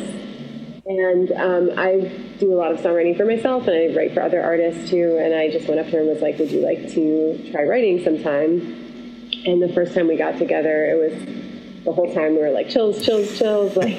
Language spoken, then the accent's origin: English; Syracuse, New York, United States; moved away; also born or lived in Los Angeles / Costa Rica; I'm from Syracuse, New York